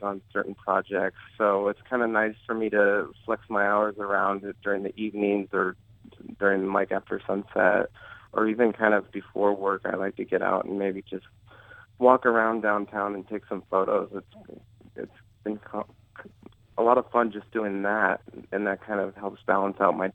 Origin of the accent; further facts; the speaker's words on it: Omaha, Nebraska, United States; also born or lived in Lincoln, Nebraska; I grew up in Omaha, so I wanted to go to a school here in Lincoln